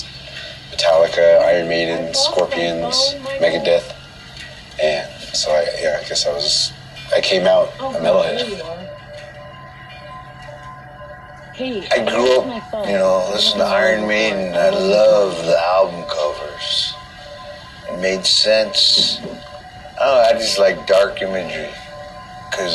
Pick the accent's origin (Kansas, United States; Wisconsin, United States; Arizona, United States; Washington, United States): Arizona, United States; Window Rock; We're in Wind Rock, Arizona, my hometown